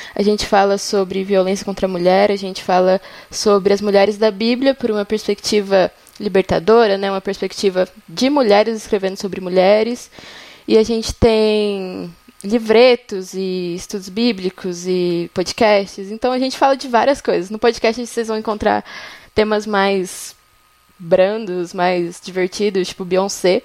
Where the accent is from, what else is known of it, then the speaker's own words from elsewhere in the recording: São Paulo, Brazil; now in São João del Rei, Brazil; Eu sou de São Paulo, mas moro em São João del Rei, Minas Gerais